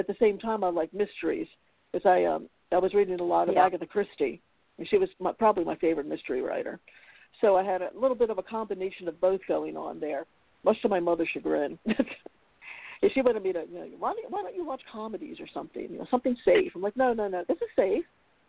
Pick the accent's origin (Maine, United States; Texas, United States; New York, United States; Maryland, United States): Maryland, United States; Baltimore; I grew up in Baltimore, so when I was 17, in 11th grade